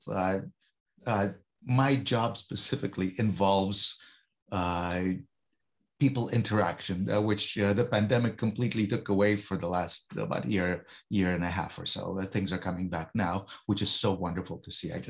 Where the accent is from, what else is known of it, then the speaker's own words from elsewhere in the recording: Toronto, Ontario, Canada; We're both from Toronto.